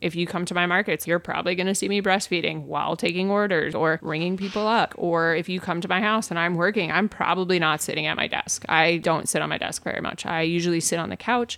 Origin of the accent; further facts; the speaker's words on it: New York, United States; growing up in New York, I'm a hustler.